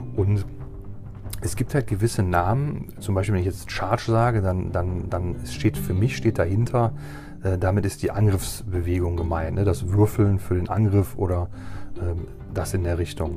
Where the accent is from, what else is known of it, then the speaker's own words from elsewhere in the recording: Germany; hier bei uns in Deutschland